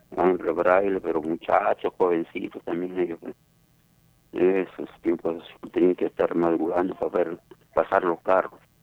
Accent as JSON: {"language": "Spanish", "town": "Palpa", "region": "Ica", "country": "Peru", "tie": "born or raised there", "also_born_or_lived": "Nazca", "moved": "yes", "said": "Yo nací en Palpa, Saramarca"}